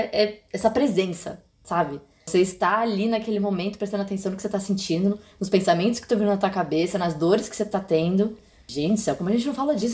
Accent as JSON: {"language": "Portuguese", "region": "São Paulo", "country": "Brazil", "tie": "born or raised there", "moved": "yes", "said": "Eu estou em São Paulo, voltei para minha terra natal"}